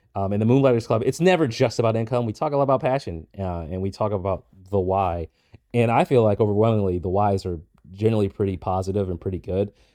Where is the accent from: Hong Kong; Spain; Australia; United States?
United States; Boston, Massachusetts; I grew up in Boston, but I rarely ever left the city